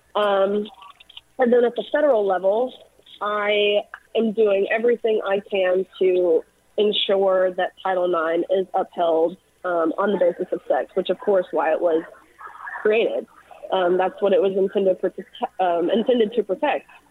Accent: Tennessee, United States; I'm from Tennessee

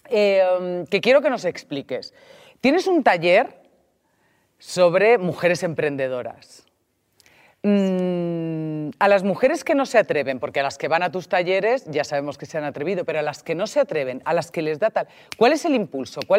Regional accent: Valencian Community, Spain; claro, yo soy alicantina y esto, como vas bajando

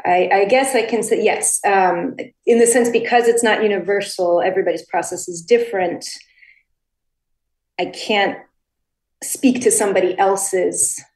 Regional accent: Connecticut, United States; I grew up in the United States, and actually I grew up in Connecticut precisely because all four of my Ukrainian grandparents in 1943, in the midst of World War II, were forced to leave their homeland.

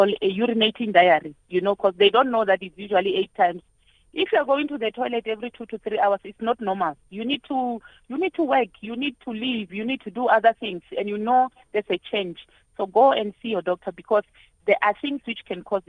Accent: Limpopo, South Africa; I'm from Limpopo

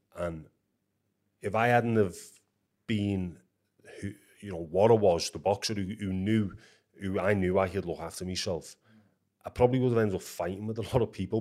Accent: Liverpool, North West England, United Kingdom; where I lived as a kid was like a stone's throw away from Anfield, Liverpool's football ground.

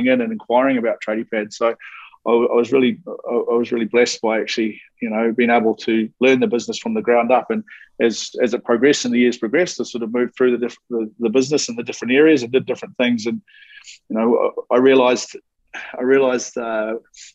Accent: New Zealand; moved away; I'm a Kiwi, started off in New Zealand, but my dad was a builder. Okay, so grew up on building sites

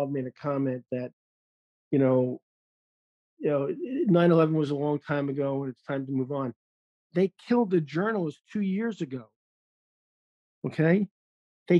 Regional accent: New York, United States; moved away; I'm a New Yorker

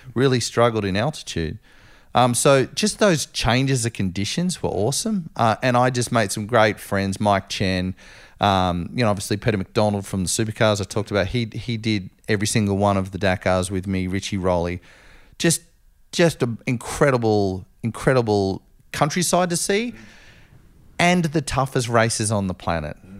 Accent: Australia; being Aussie

